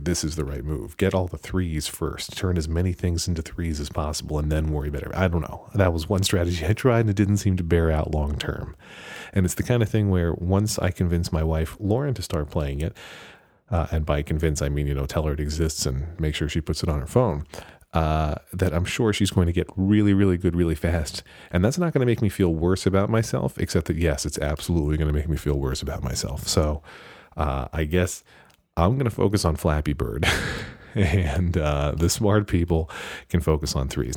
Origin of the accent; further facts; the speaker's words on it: United States; I'm American